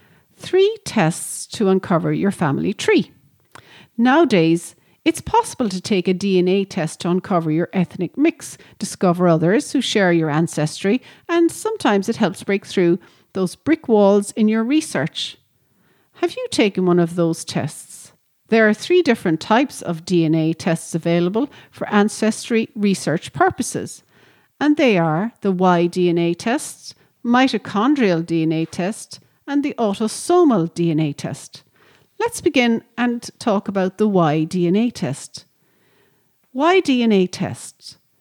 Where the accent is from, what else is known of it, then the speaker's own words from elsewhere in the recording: Ireland; being Irish and living in Ireland